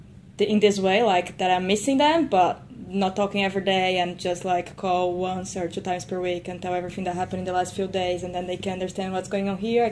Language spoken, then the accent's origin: English; Brazil; English is a second language; moved away as an adult; now in Perth, Australia; I'm Brazilian.